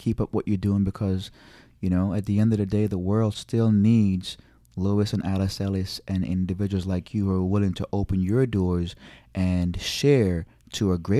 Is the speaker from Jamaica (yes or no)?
yes; Jamaica; I have an accent. I'm from Jamaica. I can't do it.